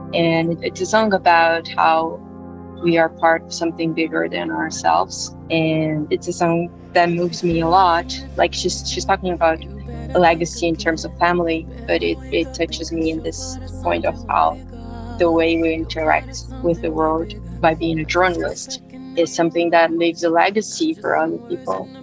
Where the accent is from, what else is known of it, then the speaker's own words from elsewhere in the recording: São Paulo, Brazil; moved away as an adult; now in New York City, United States; I'm from Brazil